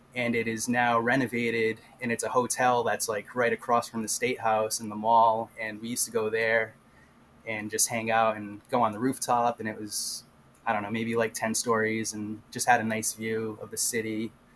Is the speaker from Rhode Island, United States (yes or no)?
yes; Rhode Island, United States; I'm from Rhode Island